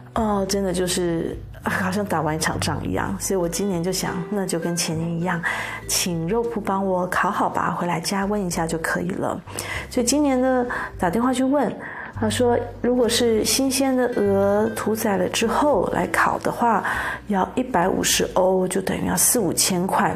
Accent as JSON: {"language": "Chinese", "country": "Taiwan", "said": "我们台湾人还是喜欢有点肥的，有点甜的"}